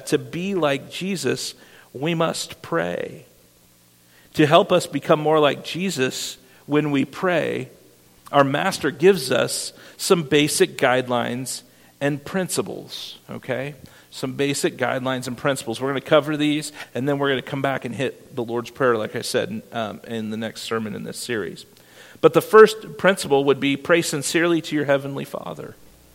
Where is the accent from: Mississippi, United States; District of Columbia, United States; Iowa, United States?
Iowa, United States; moved away; my hometown in Iowa